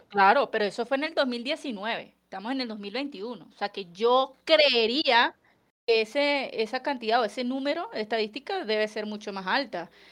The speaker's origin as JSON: {"language": "Spanish", "town": "Caracas", "region": "Capital District", "country": "Venezuela", "moved": "as an adult", "lives_now": "Colombia", "said": "yo que soy de Caracas, básicamente la ventana de mi, de mi cocina daba hacia el Ávila"}